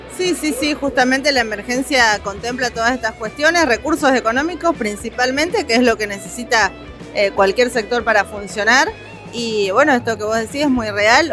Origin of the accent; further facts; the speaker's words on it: Neuquén, Argentina; soy una neuquina nacida y criada en mi provincia